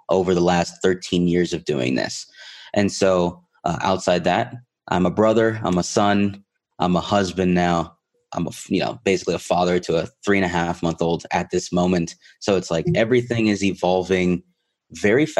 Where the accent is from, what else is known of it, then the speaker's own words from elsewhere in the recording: Miami, Florida, United States; moved away as an adult; now in Colorado, United States; I was born and raised in Miami, Florida, and went to college in Florida. Everything was Florida for 28 years of my life